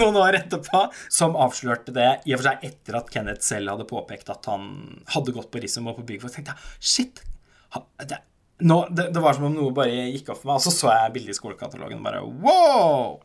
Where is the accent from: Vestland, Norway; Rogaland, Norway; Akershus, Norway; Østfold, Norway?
Østfold, Norway; Halden; jeg er fra Halden